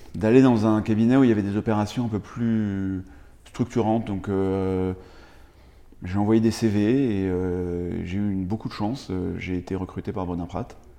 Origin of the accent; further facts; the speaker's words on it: Paris, Île-de-France, France; moved away as an adult; also born or lived in United States; j'ai grandi, grandi à Paris